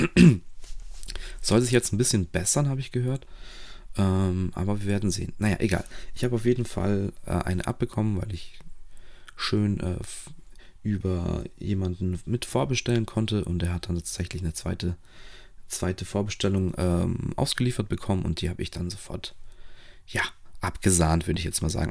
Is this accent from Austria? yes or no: no; Romania; moved away; als gebürtiger Rumäne